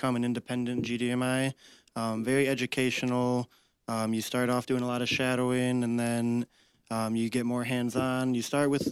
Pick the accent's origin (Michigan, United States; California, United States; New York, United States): Michigan, United States; Rochester; I was born and raised in Rochester, which is where Leader Dogs is located.